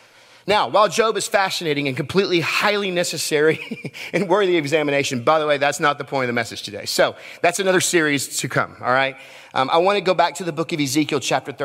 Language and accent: English; Texas, United States; I'm from Texas, so I say naked